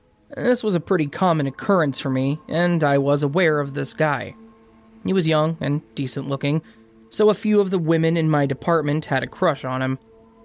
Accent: United Kingdom; I'm British, and therefore impossible for me to be impolite.

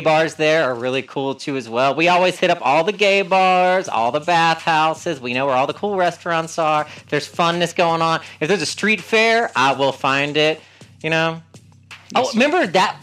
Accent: North Carolina, United States; moved away; also born or lived in Washington, D.C. / Philadelphia; I again from North Carolina

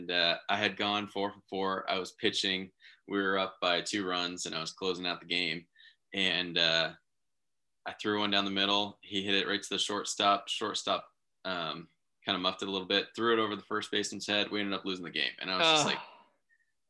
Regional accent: Mesa, Arizona, United States; grew up in Mesa, Arizona

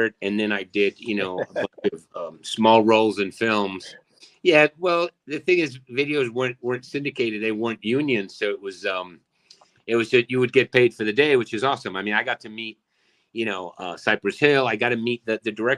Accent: Argentina; moved away; I'm also from Argentina, born and raised. I got here when I was 1990

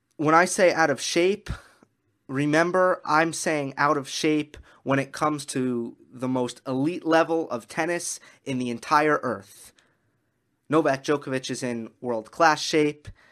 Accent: New York, United States; I am a New Yorker.

